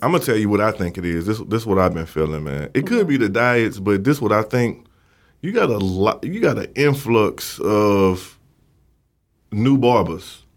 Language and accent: English; St. Louis, Missouri, United States; accent: country; moved away as an adult; now in Dallas, United States; I'm from Saint Louis, been here, like, uh, four years